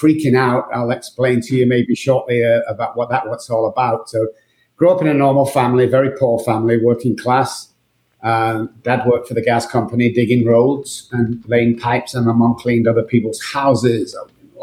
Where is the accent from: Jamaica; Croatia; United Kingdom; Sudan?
United Kingdom; Manchester, North West England; moved away as an adult; also born or lived in Liverpool / Dallas; now in San Antonio, United States; I'm from Manchester, United Kingdom. I've been here for about 15 years in Texas, 12 in Dallas and 3 in San Antonio.